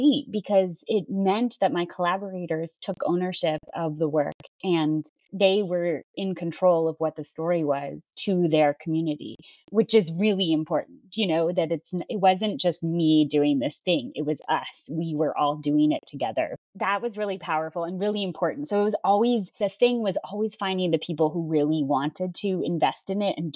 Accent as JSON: {"language": "English", "country": "United States", "said": "as an American artist"}